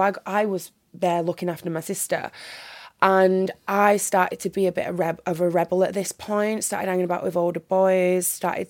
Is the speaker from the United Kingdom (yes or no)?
yes; North West England, United Kingdom; accent: northern; now in Birmingham, United Kingdom; But luckily, I've still kept my northern accent. I'm very, very happy about that, considering I live in Birmingham now.